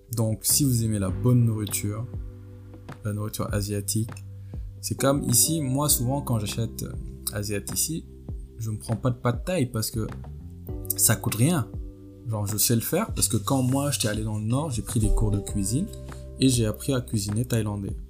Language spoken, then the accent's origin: French; Senegal; now in France; mon pays d'origine, le Sénégal et la France où je vis